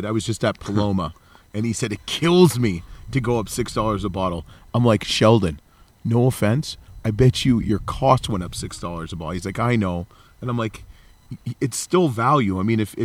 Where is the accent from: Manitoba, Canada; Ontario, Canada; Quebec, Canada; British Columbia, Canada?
Ontario, Canada; Oakville; I'm from Oakville, Ontario, Canada